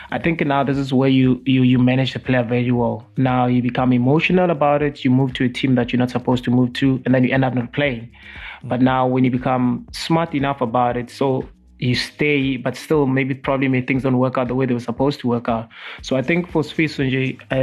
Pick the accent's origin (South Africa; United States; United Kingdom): South Africa